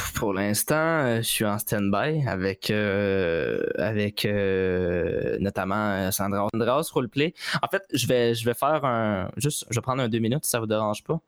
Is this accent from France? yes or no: no; Quebec, Canada; je suis québécois